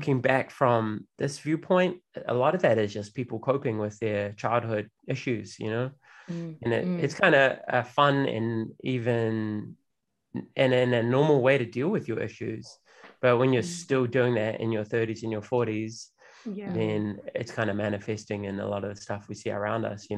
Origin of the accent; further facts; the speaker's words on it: Auckland, New Zealand; where I grew up in West Auckland, which is kind of like a bogan working class neighborhood